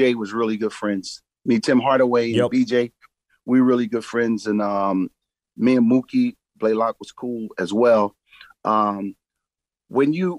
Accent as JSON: {"language": "English", "town": "Philadelphia", "region": "Pennsylvania", "country": "United States", "said": "I'm from Philadelphia."}